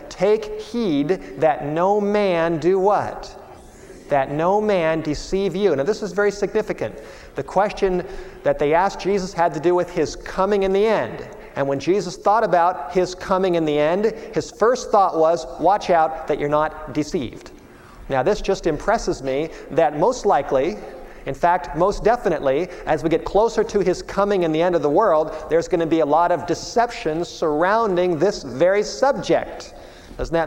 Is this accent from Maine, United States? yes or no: no; Los Angeles, California, United States; born or raised there; moved away as an adult; also born or lived in Michigan